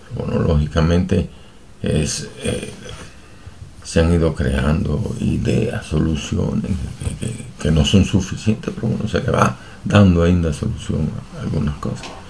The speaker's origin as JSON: {"language": "Spanish", "country": "Cuba", "tie": "born or raised there", "moved": "as an adult", "lives_now": "Portugal", "said": "nosotros los cubanos"}